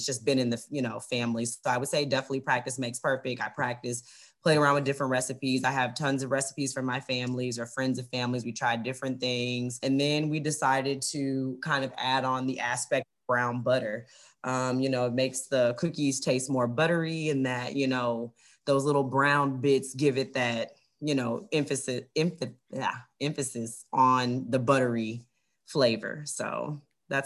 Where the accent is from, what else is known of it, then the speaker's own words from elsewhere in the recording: the South, United States; now in Cincinnati, United States; I'm from the South, so everybody eats mac and cheese. That's what we grew up on.